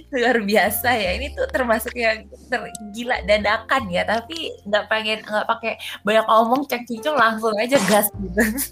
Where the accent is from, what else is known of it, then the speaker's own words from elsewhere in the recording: Jakarta, Indonesia; moved away as an adult; also born or lived in Jatinangor, West Java; gue soalnya lahir di Jakarta